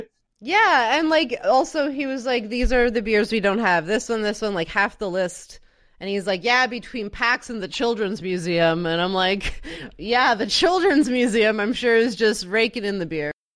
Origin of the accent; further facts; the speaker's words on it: Canada; I'm Canadian